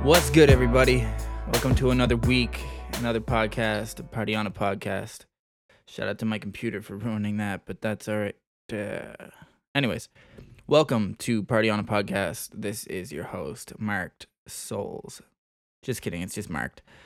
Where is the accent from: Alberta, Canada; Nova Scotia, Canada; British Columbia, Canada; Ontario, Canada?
Nova Scotia, Canada; right in my hometown, right in our hometown in Nova Scotia. East Coast of Canada.